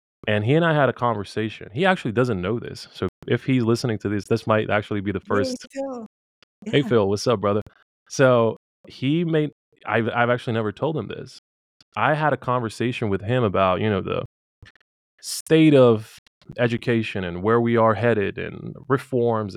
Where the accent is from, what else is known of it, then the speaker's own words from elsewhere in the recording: Bosnia & Herzegovina; I come from Bosnia